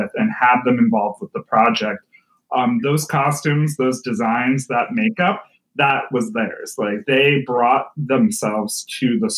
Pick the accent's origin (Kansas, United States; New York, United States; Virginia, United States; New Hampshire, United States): New Hampshire, United States; also born or lived in Rhode Island; now in Providence, United States; My family's originally from Rhode Island, but I was born in New Hampshire